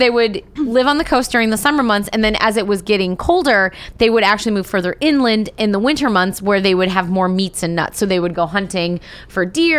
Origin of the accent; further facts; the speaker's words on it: Midwest, United States; I am from the Midwest.